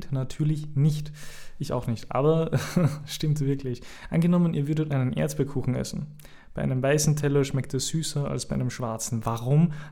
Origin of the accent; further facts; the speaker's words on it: Austria; Ähm, ich bin ja Österreicher. Ihr wisst das. Ich bin Österreicher